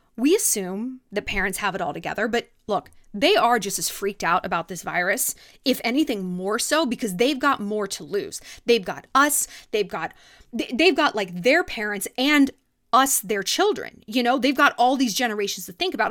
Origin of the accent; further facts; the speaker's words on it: California, United States; moved away; also born or lived in New York; growing up in California